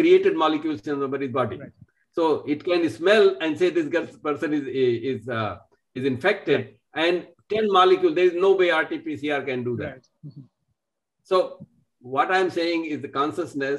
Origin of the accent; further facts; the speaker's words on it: India; moved away; I'm from India. I've lived outside and lived many, many places